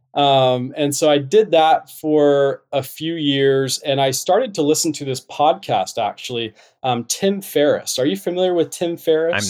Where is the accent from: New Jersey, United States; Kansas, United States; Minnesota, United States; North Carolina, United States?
North Carolina, United States; moved away as an adult; also born or lived in Utah; I'm originally from North Carolina.